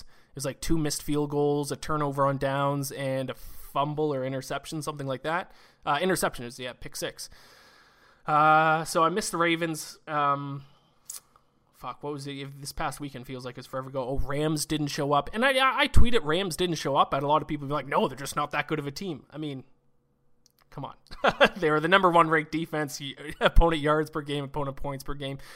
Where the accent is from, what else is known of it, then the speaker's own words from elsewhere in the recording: Canada; Me being Canadian